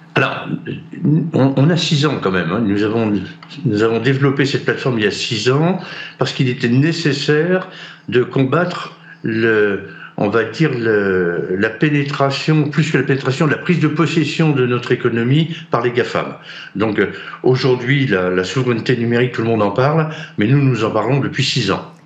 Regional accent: Brittany, France; j'ai un drapeau breton et je revendique la Bretagne et, notre culture bretonne

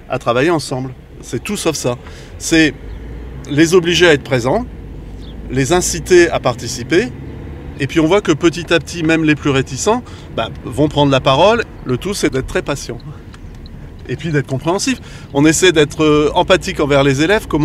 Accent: Quebec, Canada; On vient du Québec, ils n'avaient qu'une envie, c'est que je leur raconte.

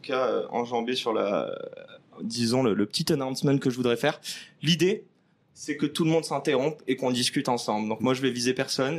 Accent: France; En tant que bon français

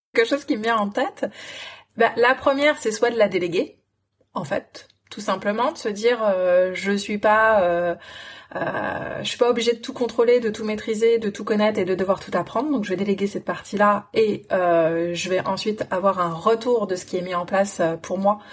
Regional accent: France; also born or lived in London / New Zealand; Je suis une Française en France

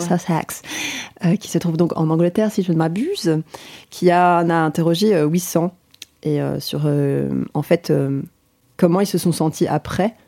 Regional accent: Belgium; en tant que Belge

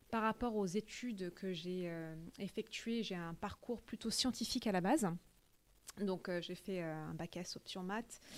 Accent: Paris, Île-de-France, France; also born or lived in United States; je suis à la base franco-vietnamienne. Je suis née à Paris, mais à l'âge de 5 ans, j'ai déménagé aux États-Unis. J'y ai vécu jusqu'à l'âge de 11 ans. Euh, je suis rentrée en France euh, où j'ai fait le collège et le lycée.

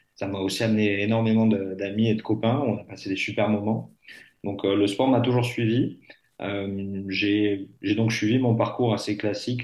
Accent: Lot-et-Garonne, Nouvelle-Aquitaine, France; now in Bordeaux, France; je suis originaire du Lot-et-Garonne, je vis à Bordeaux

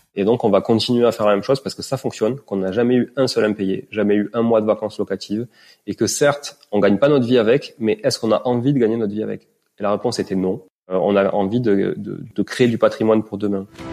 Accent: Toulouse, Occitania, France; moved away; also born or lived in Montreal, Canada; je suis euh, d'origine toulousaine parce que je suis né à Toulouse

